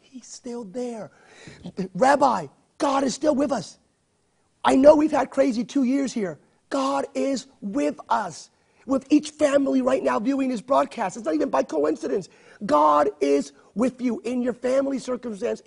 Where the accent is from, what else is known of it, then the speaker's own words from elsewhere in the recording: United States; an American of Hispanic descent